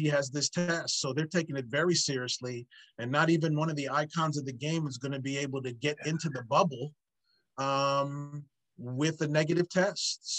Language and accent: English; New Jersey, United States; also born or lived in Philadelphia area; growing up in New Jersey